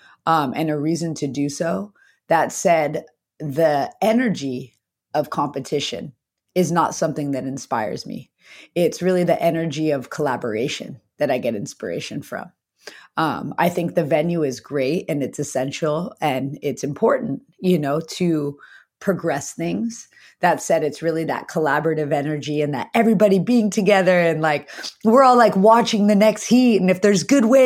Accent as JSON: {"language": "English", "area": "the Valley", "region": "Southern California", "country": "United States", "tie": "born or raised there", "said": "I grew up in the Valley. I was a Valley kid surrounded by concrete"}